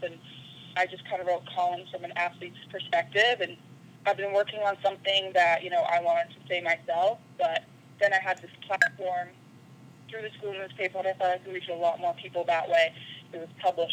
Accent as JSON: {"language": "English", "town": "Winnipeg", "region": "Manitoba", "country": "Canada", "tie": "born or raised there", "also_born_or_lived": "Utah", "moved": "as an adult", "said": "I'm from Winnipeg, Manitoba, in Canada"}